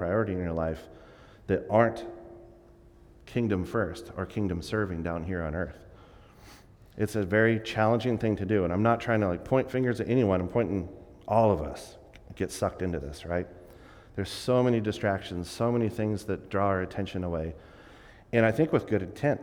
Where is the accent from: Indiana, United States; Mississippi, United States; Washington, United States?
Washington, United States; Vancouver; I grew up in Vancouver, Washington, right near Portland, very urban.